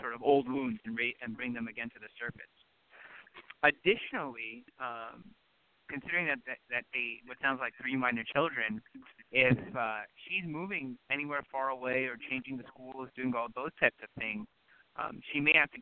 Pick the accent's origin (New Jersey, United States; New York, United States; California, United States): California, United States; Los Angeles; born or raised there; also born or lived in Stockton, California